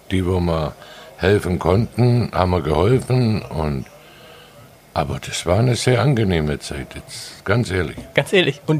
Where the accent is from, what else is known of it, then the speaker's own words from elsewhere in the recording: Baden-Württemberg, Germany; now in Sylt, Germany; Ich bin Schwabe. Schwabe genau.